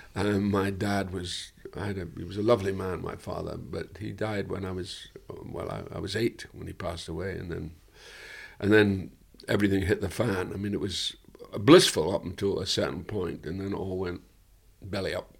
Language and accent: English; Dundee, Scotland, United Kingdom; my hometown was an interesting hometown because Dundee was ostensibly